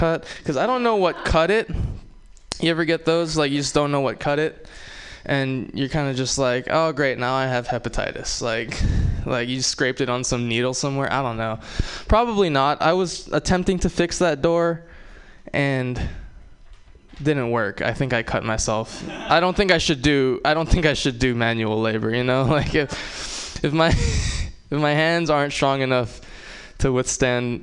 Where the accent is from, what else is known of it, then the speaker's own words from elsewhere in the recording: Hawaii, United States; moved away; growing up in Hawaii